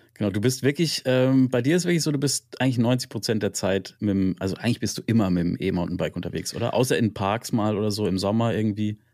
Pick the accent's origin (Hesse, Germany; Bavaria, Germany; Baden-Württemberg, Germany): Baden-Württemberg, Germany; Freiburg; ich komme ursprünglich aus Freiburg